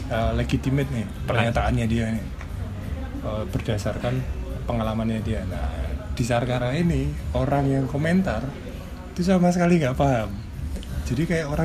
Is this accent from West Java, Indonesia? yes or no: no; Yogyakarta, Special Region of Yogyakarta, Indonesia; born there; saya kan lahir di Jogja, orang Jawa.